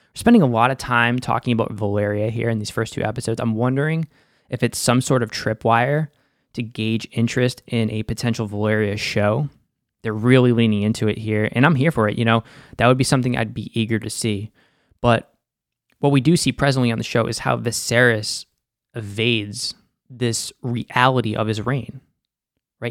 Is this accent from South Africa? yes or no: no; Boston, Massachusetts, United States; accent: Boston; That's my Boston accent there